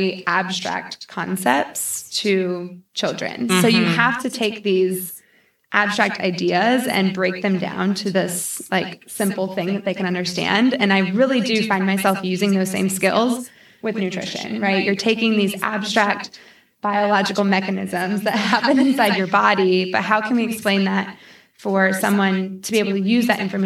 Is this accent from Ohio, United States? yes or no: no; St. Louis, Missouri, United States; moved away as an adult; now in Charlotte, United States; I grew up in St. Louis my whole life, went to college there